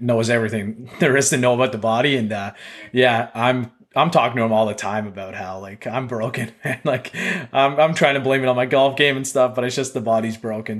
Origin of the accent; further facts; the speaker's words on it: Canada; I'm so Canadian